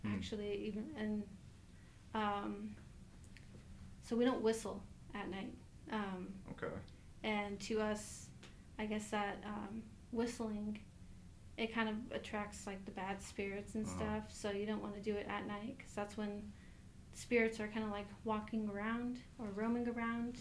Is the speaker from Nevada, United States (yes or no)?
no; New Mexico, United States; moved away; I am from the Navajo tribe, born and raised on the Navajo Reservation in New Mexico